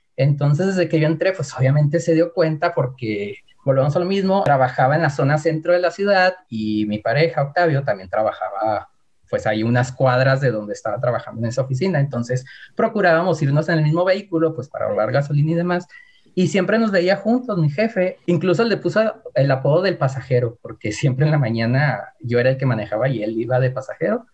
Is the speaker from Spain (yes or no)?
no; Hidalgo del Parral, Chihuahua, Mexico; soy de Parral, que es una ciudad pequeña